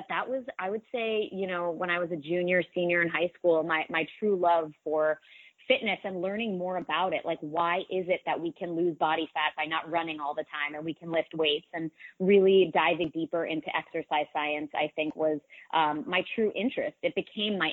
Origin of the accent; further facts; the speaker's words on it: Newton, Massachusetts, United States; I grew up right outside of Boston in a community called Newton, Massachusetts, in a town called Newton, Massachusetts.